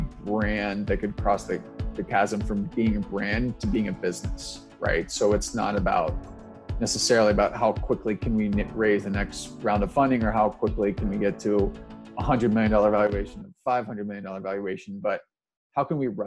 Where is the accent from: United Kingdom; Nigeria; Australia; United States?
United States; Cincinnati, Ohio; moved away as an adult; also born or lived in New York; I'm originally from Cincinnati, Ohio. So the kind of southwest corner of Cincinnati